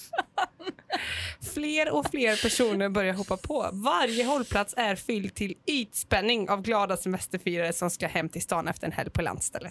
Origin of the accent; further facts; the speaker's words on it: Gothenburg, Västra Götaland, Sweden; jag är från Göteborg